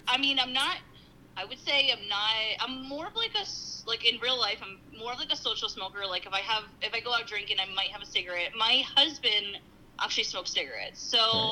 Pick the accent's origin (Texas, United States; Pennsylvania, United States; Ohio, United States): Pennsylvania, United States; Schuylkill County; I'm from Schuylkill County, so I'm like, this is local